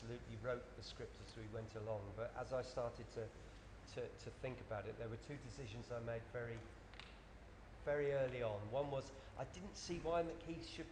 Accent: Cornwall, South West England, United Kingdom; moved away; I'm from Cornwall, beloved Cornwall, that voted UKIP

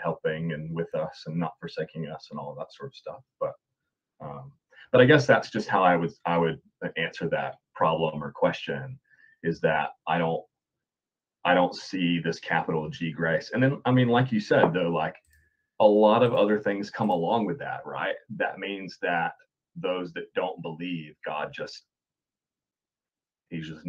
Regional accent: North Carolina, United States; now in New Zealand; I'm from North Carolina. And so we grew up saying, yes, sir, yes, ma'am, no, ma'am, and so on. And now I live in New Zealand

